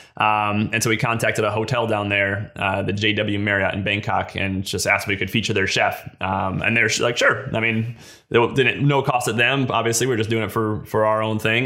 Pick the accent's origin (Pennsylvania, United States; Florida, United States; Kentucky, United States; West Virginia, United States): West Virginia, United States; I'm from West Virginia. I grew, I moved here when I was five